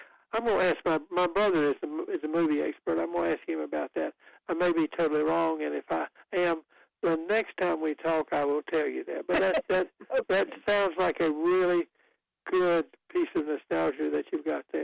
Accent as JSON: {"language": "English", "town": "Goldsboro", "region": "North Carolina", "country": "United States", "tie": "born or raised there", "said": "my hometown is Goldsboro, where there's an Air Force base"}